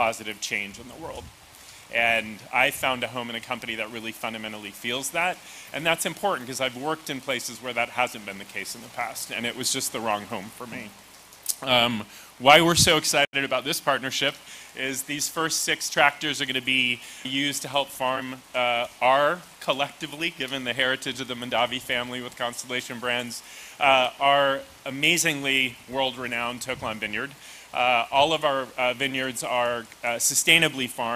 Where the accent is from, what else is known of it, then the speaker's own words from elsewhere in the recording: Santa Rosa, California, United States; Santa Rosa, which is my hometown